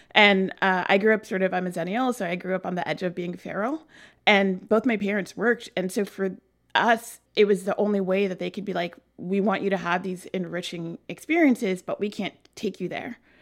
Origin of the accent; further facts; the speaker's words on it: New York City, New York, United States; also born or lived in Flushing, Queens / Vermont / France / New Hampshire; I grew up on the easternmost edge of Queens in a little place called Bayside